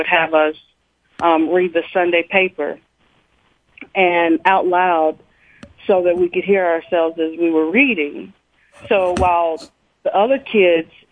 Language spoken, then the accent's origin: English; Nashville, Tennessee, United States; growing up in the Preston Taylor housing projects